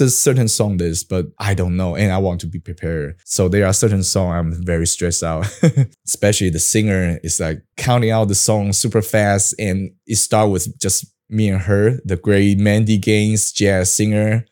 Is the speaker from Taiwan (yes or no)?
yes; Taiwan; English is a second language; I have, like, a Taiwan style of English education, I go to Bushibang